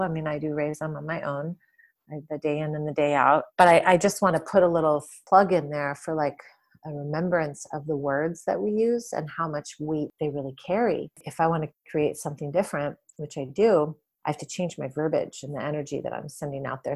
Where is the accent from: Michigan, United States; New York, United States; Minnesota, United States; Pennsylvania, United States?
Michigan, United States; Detroit; moved away as an adult; also born or lived in California / Washington State / San Francisco; I grew up in Detroit. Well, outside of Detroit, in the suburbs. I lived there for my, the first twenty-one or twenty-two years of my life